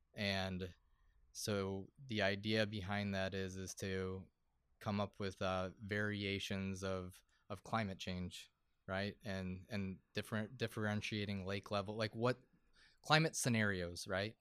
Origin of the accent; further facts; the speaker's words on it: Buffalo, New York, United States; I'm, I'm from Buffalo